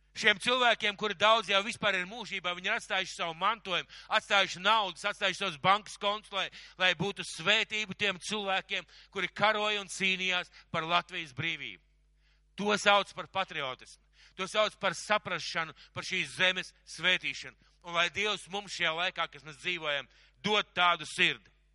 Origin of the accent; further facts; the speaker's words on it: Latvia; es vienkārši piedzimu Latvijā.